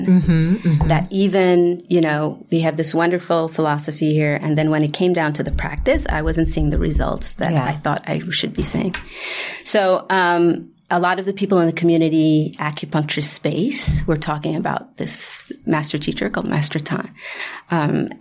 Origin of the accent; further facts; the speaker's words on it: Haiti; moved away; I am from Haiti